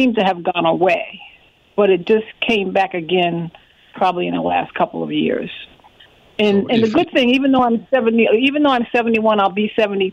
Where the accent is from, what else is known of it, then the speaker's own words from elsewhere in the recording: Connecticut, United States; I'm from the Connecticut area